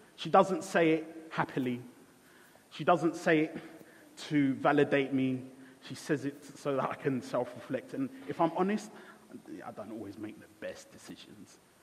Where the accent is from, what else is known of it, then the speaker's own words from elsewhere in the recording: Ghana; I was born in Ghana